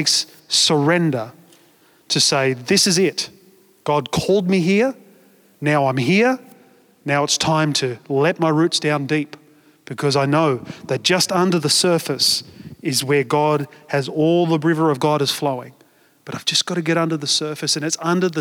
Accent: Australia; we're Australian

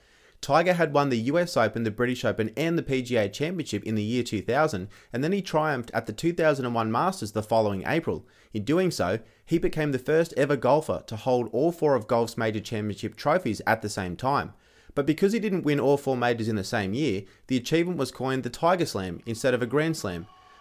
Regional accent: Australia; as an Australian

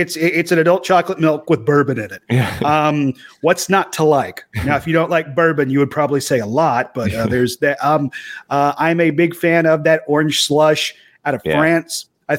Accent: Knoxville, Tennessee, United States; They found out I'm from Knoxville.

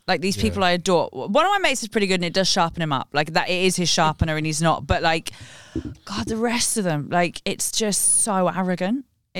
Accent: London, United Kingdom; I grew up in West London.

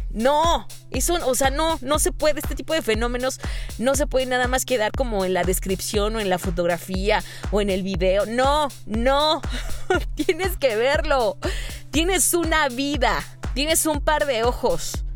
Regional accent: Mexico; la única mexa ahí

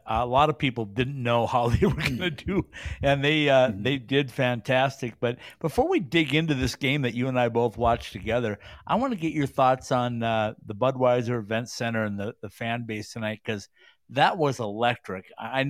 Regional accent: Minnesota, United States; I'm just not a Northeast guy. I'm upper Midwest Minnesota guy. So excuse my accent, if you will, or lack of an accent.

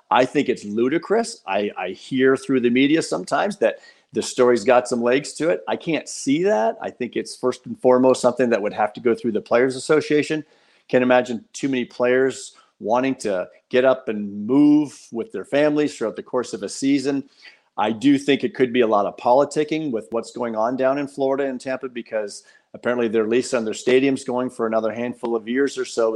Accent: Windsor, Ontario, Canada; I grew up in South Windsor

